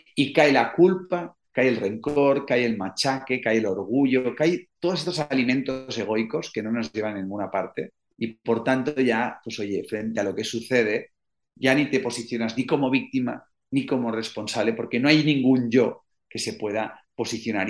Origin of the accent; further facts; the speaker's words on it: Spain; en España somos súper toscos y rancios y duros